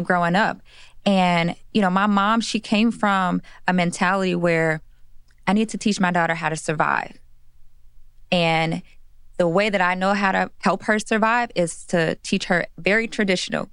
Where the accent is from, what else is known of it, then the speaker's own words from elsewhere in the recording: Chicago, Illinois, United States; I'm from Chicago, Illinois